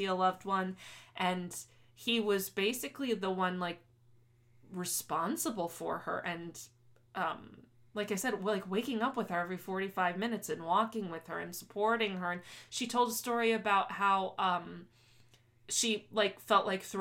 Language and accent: English; South Florida, United States; Growing up in South Florida